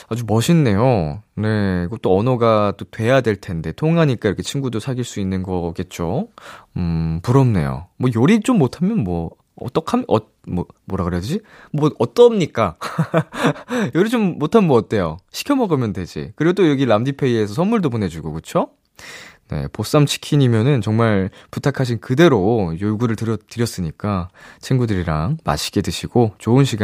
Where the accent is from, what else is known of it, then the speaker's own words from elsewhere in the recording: Daejeon, South Korea; moved away; 대전의 명물